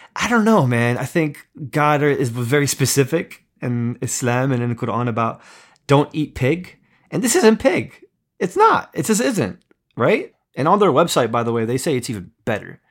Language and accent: English; East Coast, United States; I grew up in America, grew up on the East Coast